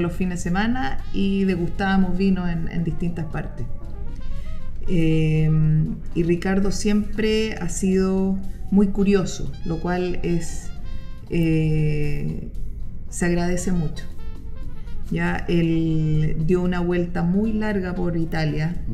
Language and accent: Spanish; Chile; uno como chilena busquilla